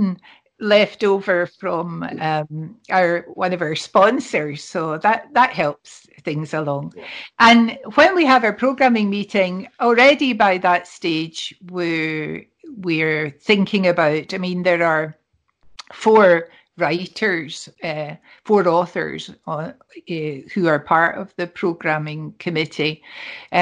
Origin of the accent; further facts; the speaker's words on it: Scotland, United Kingdom; We're Scottish